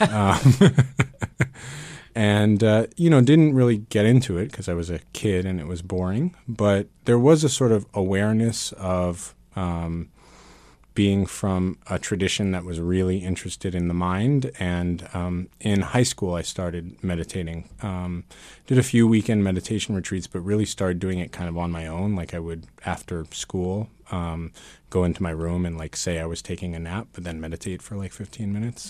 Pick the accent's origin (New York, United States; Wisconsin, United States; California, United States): New York, United States; New York City; also born or lived in Vermont; grew up here in Manhattan as a, as a Buddhist kid.